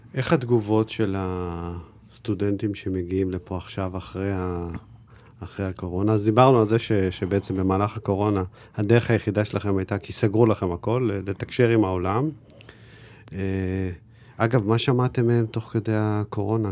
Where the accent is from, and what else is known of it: Israel